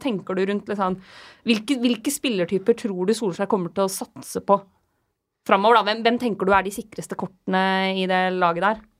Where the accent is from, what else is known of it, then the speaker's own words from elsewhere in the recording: Lillehammer, Innlandet, Norway; moved away; Jeg var hjemme på Lillehammer